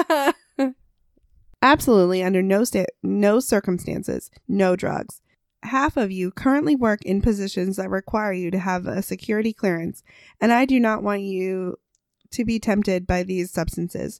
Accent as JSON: {"language": "English", "country": "United States", "said": "we're also American"}